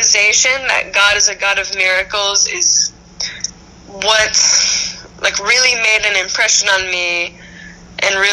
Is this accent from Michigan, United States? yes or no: no; Boston, Massachusetts, United States; I grew up in the Boston area. I grew up just outside Boston my whole life.